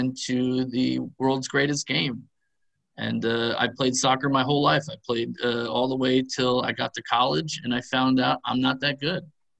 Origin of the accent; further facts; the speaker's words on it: Poughkeepsie, New York, United States; moved away as an adult; also born or lived in Essex, England; I'm originally from New York, a little tiny place called Poughkeepsie, New York, which is a little bit north of the city.